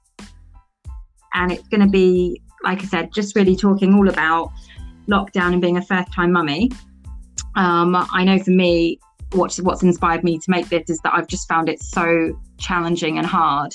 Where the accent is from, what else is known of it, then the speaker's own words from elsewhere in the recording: United Kingdom; also born or lived in Germany; being British